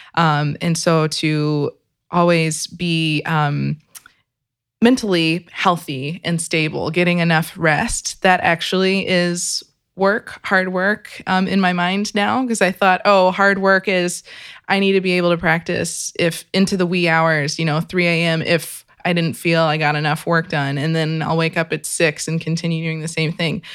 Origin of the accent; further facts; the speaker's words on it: Kentucky, United States; I was born and raised in Kentucky.